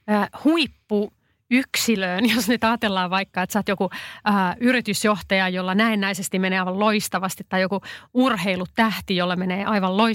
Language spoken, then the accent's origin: Finnish; Pirkanmaa, Finland; Mä oon itse pirkanmaalainen